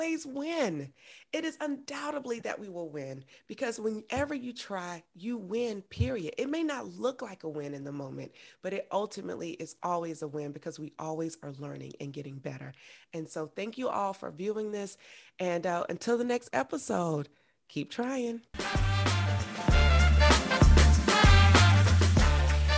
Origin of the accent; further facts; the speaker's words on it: Augusta, Georgia, United States; I'm from Augusta, Georgia.